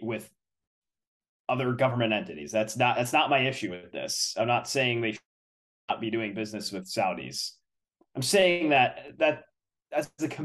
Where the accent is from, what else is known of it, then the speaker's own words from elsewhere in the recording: Connecticut, United States; my home state Travelers Championship